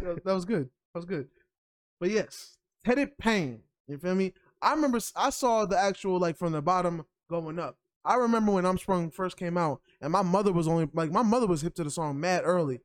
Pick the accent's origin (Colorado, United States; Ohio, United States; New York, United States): New York, United States; as a New Yorker